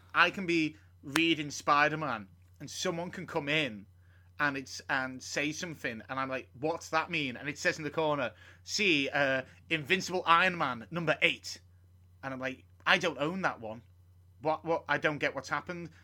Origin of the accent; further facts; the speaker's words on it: United Kingdom; as a British person